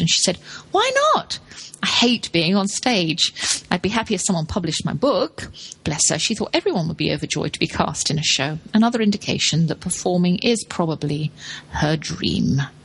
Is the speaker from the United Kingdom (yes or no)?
yes; London, United Kingdom; I grew up in London